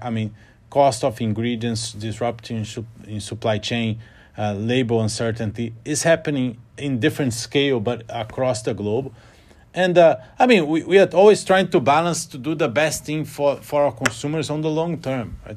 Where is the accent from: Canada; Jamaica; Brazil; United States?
Brazil; Rio de Janeiro; moved away as an adult; now in London, United Kingdom; I grew up in Rio